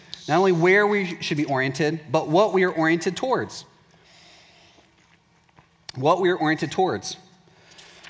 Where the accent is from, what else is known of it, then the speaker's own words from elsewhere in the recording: Waco, Texas, United States; I'm from Waco, Texas